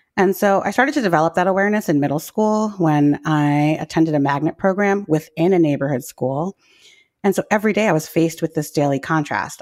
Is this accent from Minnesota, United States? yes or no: no; New York City, New York, United States; I grew up in New York City public schools in the eighties and nineties